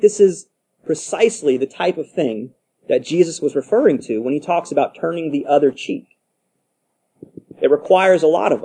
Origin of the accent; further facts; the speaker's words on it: United States; Just by virtue of being American, living where we